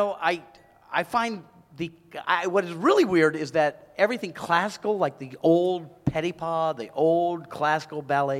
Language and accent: English; South Carolina, United States; I'm from South Carolina. I'm Southern, and I like to do DIY stuff.